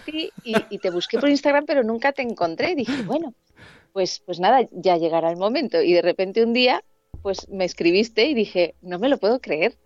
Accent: Alicante, Valencian Community, Spain; moved away as an adult; now in Madrid, Spain; yo era de, bueno, yo soy de Alicante, y me vine con 21 añitos a, Madrid

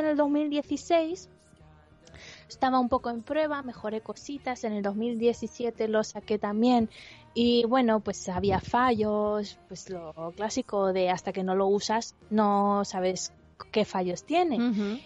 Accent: Andalusia, Spain; yo soy andaluza y mi marido es vasco.

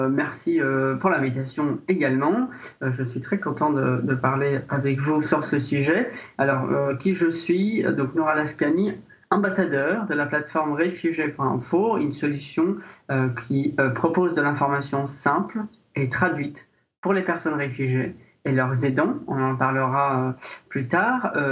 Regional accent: Syria; French is a second language; now in France; Je suis arrivé en France de Syrie, euh, donc j'ai aussi euh, pu demander, faire le parcours de la demande d'asile et puis l'obtenir et par la suite recommencer une vie en France.

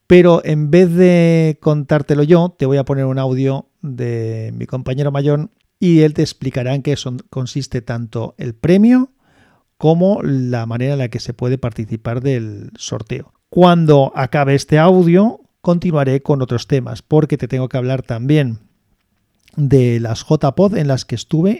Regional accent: Valencia, Valencian Community, Spain; yo soy de Valencia

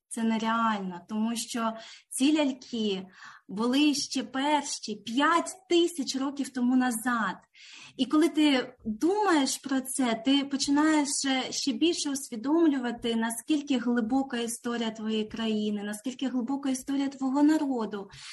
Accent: Ukraine; moved away as an adult; now in Canberra, Australia; ми обидва з України. Ми тут в Австралії не так нові. Мій чоловік 8 років, я 4 роки

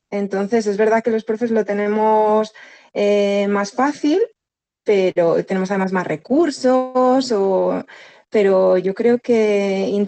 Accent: England, United Kingdom; Spanish is a second language; O sea, ellos saben que yo soy inglés y su padre español.

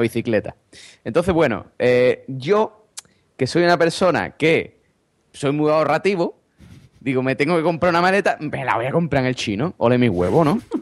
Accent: Spain; los españoles

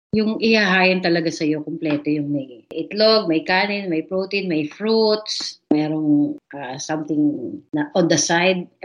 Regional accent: Candelaria, Calabarzon, Philippines; Kasi we grew up in Quezon Province, Candelaria.

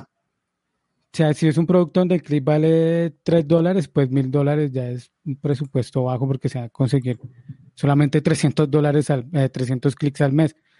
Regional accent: Colombia; yo como colombiano

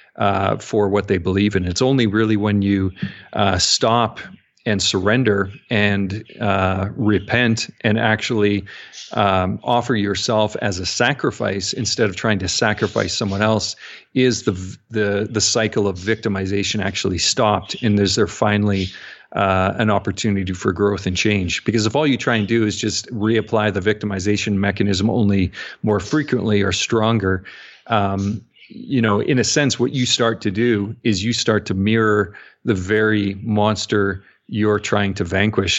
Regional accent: Canada; I'm a Canadian

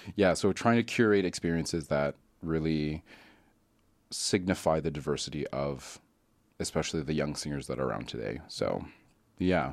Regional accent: Calgary, Alberta, Canada; I grew up in Calgary

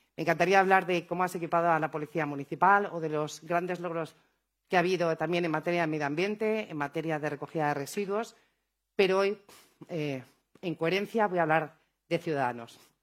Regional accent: Madrid, Community of Madrid, Spain; Así somos los madrileños

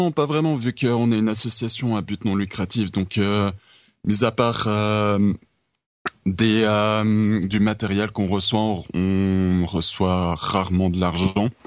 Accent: Switzerland; en tant que Suisse

